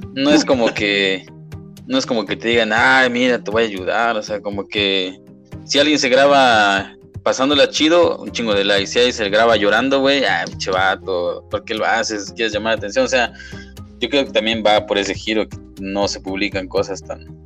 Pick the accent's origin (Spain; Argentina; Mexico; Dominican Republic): Mexico; como buen mexicano